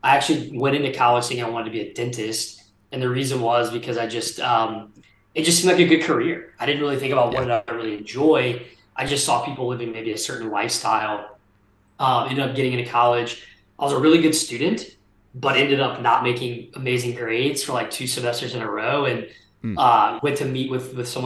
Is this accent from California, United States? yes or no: no; Port Allen, Louisiana, United States; I grew up actually in South Louisiana, a small town called Port Allen, just outside of Baton Rouge, right there on the Mississippi River.